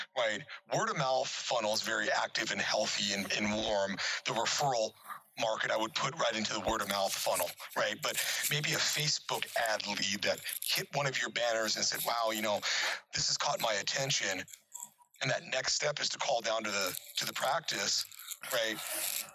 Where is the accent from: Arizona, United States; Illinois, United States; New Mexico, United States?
Arizona, United States; Prescott; I actually, I grew up in Arizona. All my family's from Detroit. So Detroit and Michigan has a special place in my heart and my soul. But I'm an Arizona native. So I went to high school in northern Arizona, small little cowboy town called Prescott.